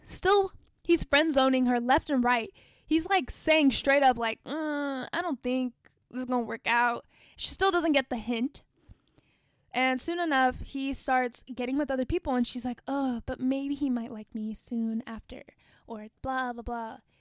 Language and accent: English; United States; I am Black American. I'm not African American. I'm not from Africa